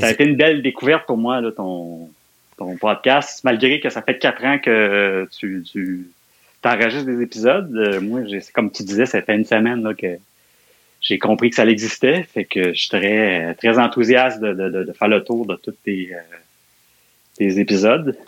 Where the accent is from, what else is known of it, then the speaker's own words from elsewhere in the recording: Montreal, Quebec, Canada; je suis né à Montréal. J'ai grandi les premières années de ma vie, ça a été, je suis né à Montréal-Nord en Fait que j'étais un gars de Montréal-Nord, là, euh, jusqu'à aller, jusqu'à mes 15 ans, 14-15 ans, là, j'ai habité Montréal-Nord.